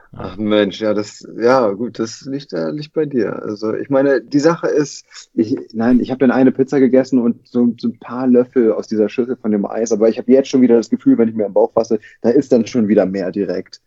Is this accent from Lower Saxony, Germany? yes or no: no; Lübeck, Schleswig-Holstein, Germany; now in Hamburg, Germany; ich bin ja in Lübeck geboren und aufgewachsen